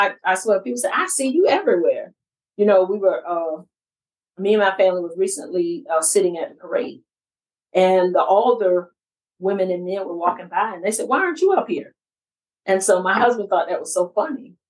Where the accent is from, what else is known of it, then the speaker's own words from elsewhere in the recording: Savannah, Georgia, United States; moved away as an adult; I grew up on the east side of Savannah.